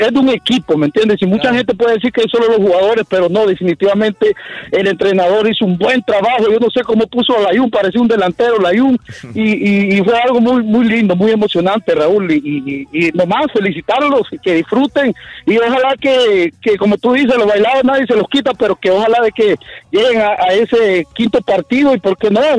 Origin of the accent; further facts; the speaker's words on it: Honduras; Yo le cuento a la muchacha que yo soy hondureño, ¿me entiendes?